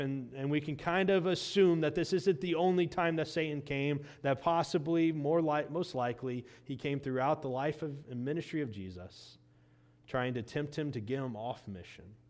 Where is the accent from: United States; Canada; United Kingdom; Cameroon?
United States; Indiana; Growing up in Indiana